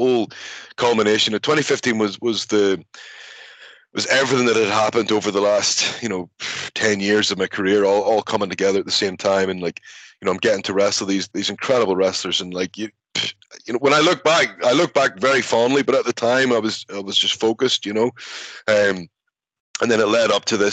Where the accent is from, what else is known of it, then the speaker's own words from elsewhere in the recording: Belfast, Northern Ireland, United Kingdom; moved away as an adult; also born or lived in Scotland; my experiences growing up in Belfast